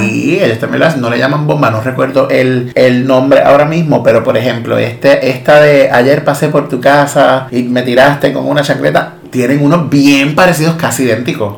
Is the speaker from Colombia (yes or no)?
no; Maunabo, Puerto Rico; yo soy de Maunabo